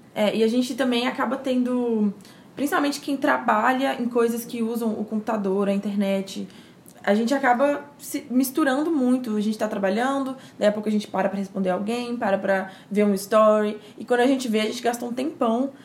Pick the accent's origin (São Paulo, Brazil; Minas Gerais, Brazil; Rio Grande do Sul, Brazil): Minas Gerais, Brazil; Timóteo; accent: mineiro; also born or lived in Belo Horizonte; eu sou de Minas Gerais, temos aí um pouco de sotaque mineiro.